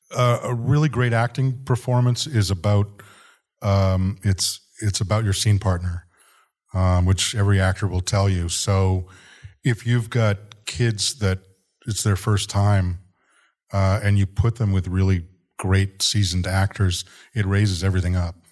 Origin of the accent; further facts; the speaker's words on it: Boston, Massachusetts, United States; I grew up in Boston